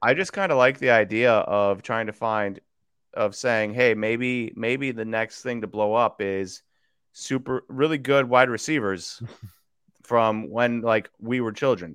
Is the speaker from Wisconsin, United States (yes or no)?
yes; Wisconsin, United States; also born or lived in Kansas; I was born in Kansas. We left when I was young we went to Wisconsin